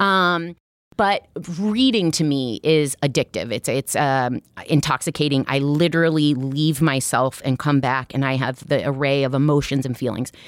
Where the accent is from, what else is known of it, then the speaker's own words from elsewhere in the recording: Iowa, United States; now in Brooklyn, United States; I'm from Iowa originally